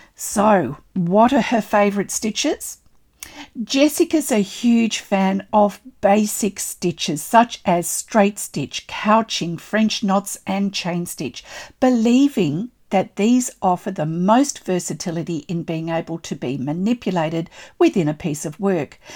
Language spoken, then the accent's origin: English; Australia; I'm an Australian textile artist